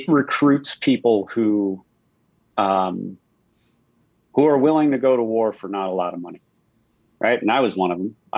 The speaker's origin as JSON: {"language": "English", "area": "Long Island", "region": "New York", "country": "United States", "tie": "born or raised there", "said": "in Long Island, like all my friends were, half my friends were Jewish. You know, if you were Christian, you were Irish or Italian. Like that was the tiny little world that I grew up in."}